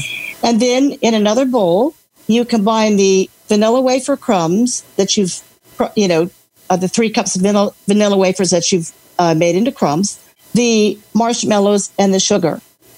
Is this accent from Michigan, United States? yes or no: no; Alexandria, Virginia, United States; Alexandria, Virginia. Where it's raining right now, but that's okay.